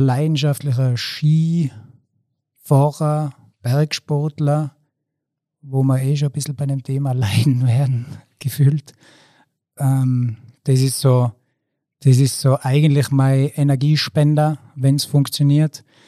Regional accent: Zillertal, Tyrol, Austria; Ich bin 38 Jahre und komme aus dem Zillertal

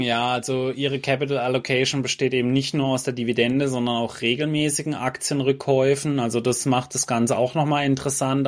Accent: Germany; bei uns in Deutschland

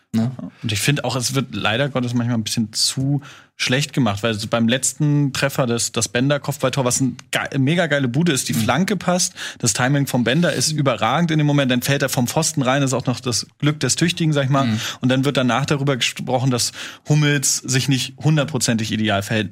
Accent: Schwerin, Mecklenburg-Vorpommern, Germany; ich muss sie natürlich als Norddeutscher überall verteidigen

